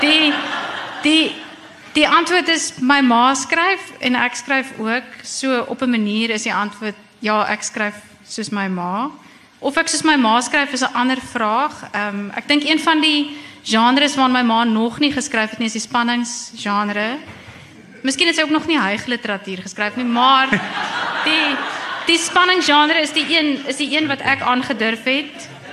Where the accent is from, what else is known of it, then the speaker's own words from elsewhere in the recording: Bloemfontein, Free State, South Africa; moved away as an adult; also born or lived in Stellenbosch / East London / Cape Town; het ek groot geword in Bloemfontein